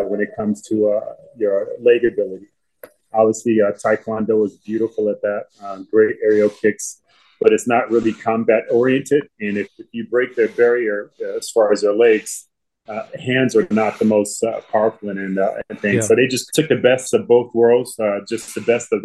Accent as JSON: {"language": "English", "town": "Fresno", "region": "California", "country": "United States", "tie": "born or raised there", "said": "Born and raised in Fresno, California."}